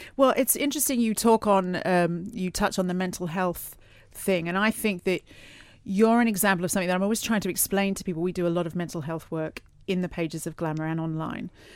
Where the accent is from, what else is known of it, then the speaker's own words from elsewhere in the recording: Australia; moved away; I'm from Australia, as a lot of people know, and I, I haven't been home for Christmas for a couple now